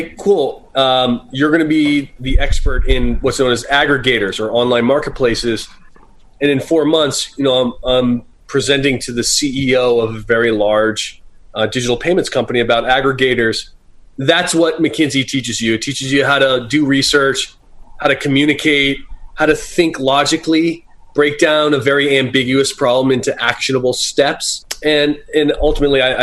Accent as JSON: {"language": "English", "town": "Boston", "region": "Massachusetts", "country": "United States", "also_born_or_lived": "Silicon Valley", "moved": "as an adult", "lives_now": "Santa Cruz, United States", "said": "I'm originally from Boston"}